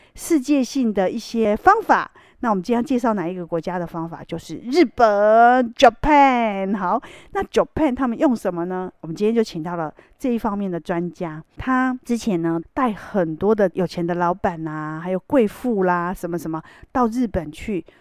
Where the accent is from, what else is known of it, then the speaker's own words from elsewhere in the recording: Taiwan; 我们台湾人